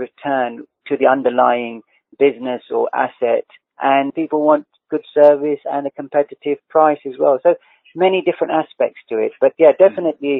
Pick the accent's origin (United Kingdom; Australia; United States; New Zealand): United Kingdom; living in the UK, being a British person